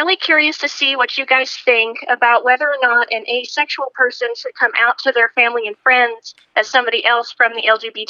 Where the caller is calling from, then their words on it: Rhode Island, United States; I'm calling from Rhode Island.